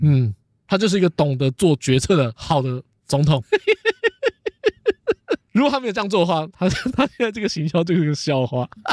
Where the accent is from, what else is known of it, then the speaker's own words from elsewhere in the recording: Taoyuan, Taiwan; 我们桃园人哦，从小看阿方装潢长大了